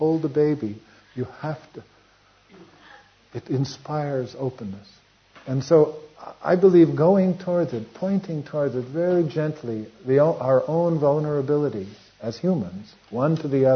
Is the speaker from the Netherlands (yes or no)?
no; United States; I'm an American